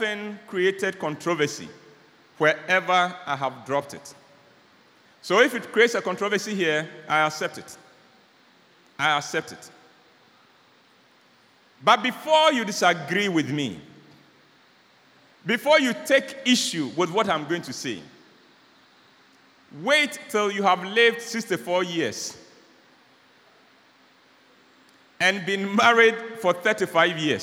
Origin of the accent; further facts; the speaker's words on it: Ghana; I'm a Ghanaian